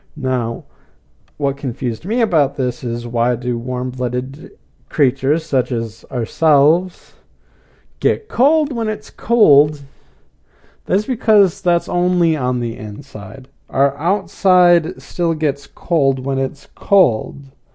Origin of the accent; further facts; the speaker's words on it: United States; as an American, not as a Brazilian.